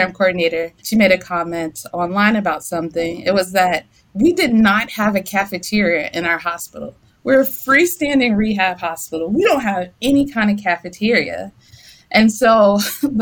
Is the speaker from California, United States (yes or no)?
no; Durham, North Carolina, United States; moved away as an adult; also born or lived in St. Louis / Chicago; now in Columbia, Missouri, United States; I'm from North Carolina. I'm from Durham, North Carolina.